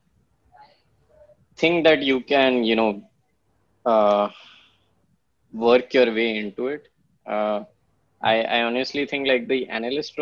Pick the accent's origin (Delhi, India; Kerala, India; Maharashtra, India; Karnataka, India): Maharashtra, India; Pune; also born or lived in Kanpur / Jamshedpur / Mumbai / Ahmedabad; So I'm actually in Pune. It's the city I grew up in. And I still live here